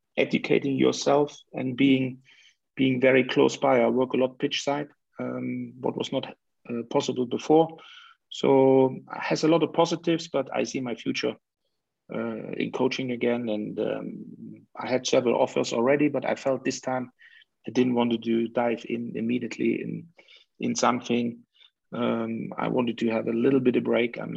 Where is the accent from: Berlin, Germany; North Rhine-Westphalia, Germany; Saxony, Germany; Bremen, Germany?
Saxony, Germany; Leipzig; moved away; So that is where I come from, Leipzig